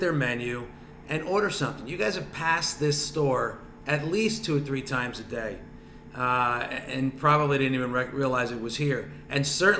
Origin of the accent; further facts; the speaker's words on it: New Jersey, United States; I'm from North Jersey, so I got to say Taylor ham, egg and cheese